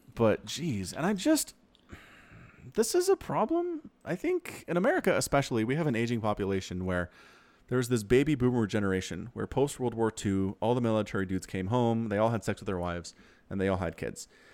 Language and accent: English; Utah, United States; also born or lived in Idaho; I grew up in Utah